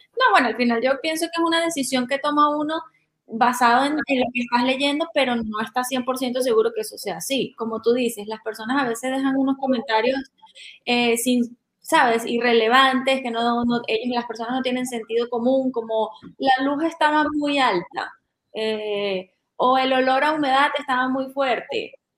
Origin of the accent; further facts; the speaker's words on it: Venezuela; moved away; soy venezolana y he vivido mucho tiempo